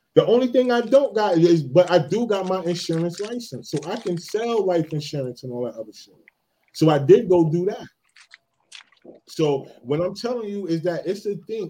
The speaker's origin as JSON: {"language": "English", "region": "East New Jersey", "country": "United States", "tie": "born or raised there", "said": "I grew up in East New Jersey"}